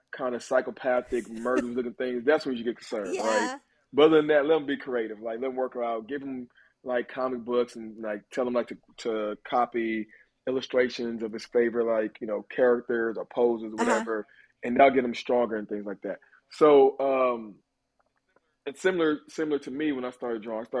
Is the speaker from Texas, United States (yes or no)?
yes; Texas, United States; moved away as an adult; now in Los Angeles, United States; growing up in Texas, especially as a black man